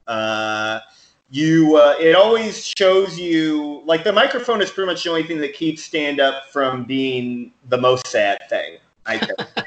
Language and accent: English; New Orleans, Louisiana, United States; also born or lived in Los Angeles; now in New York City, United States; I'm from New Orleans